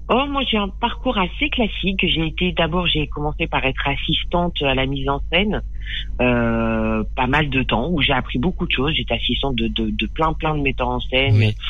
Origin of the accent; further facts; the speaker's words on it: Périgueux, Nouvelle-Aquitaine, France; J'ai grandi euh, dans le Périgord, à Périgueux